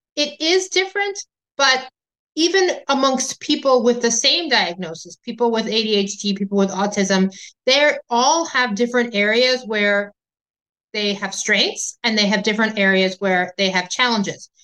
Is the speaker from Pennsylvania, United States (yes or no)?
no; Illinois, United States; my home state of Illinois